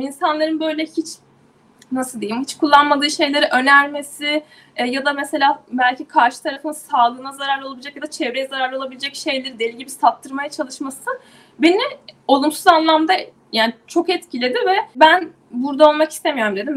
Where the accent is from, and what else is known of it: İzmir, Turkey; moved away as an adult; also born or lived in Istanbul / New York